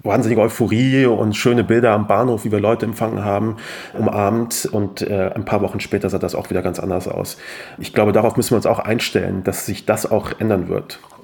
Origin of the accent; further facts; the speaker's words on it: Kassel, Hesse, Germany; also born or lived in Afghanistan (ancestry: 'Ich als Afghane'); wir haben natürlich auch in Kassel in der Eisdisco